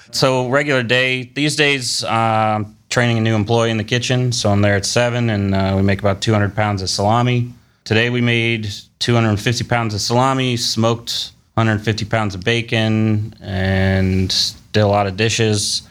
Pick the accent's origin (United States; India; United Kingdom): United States; Columbus, Ohio; also born or lived in Cleveland, Ohio; We were raised here in Columbus